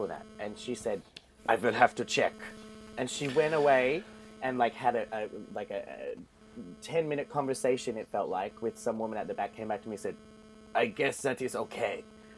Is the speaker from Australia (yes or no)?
yes; Australia; now in Iceland; I am an Australian